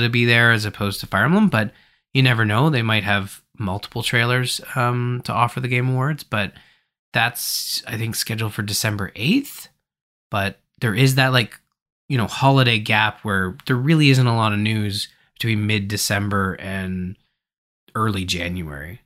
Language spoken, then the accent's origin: English; Canada; I'm from Canada